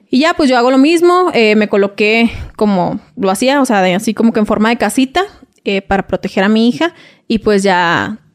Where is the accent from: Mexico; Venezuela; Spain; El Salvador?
Mexico; Reynosa, Tamaulipas; moved away as an adult; also born or lived in Veracruz; yo soy de Reynosa, Tamaulipas. Viví ahí, residí ahí todo.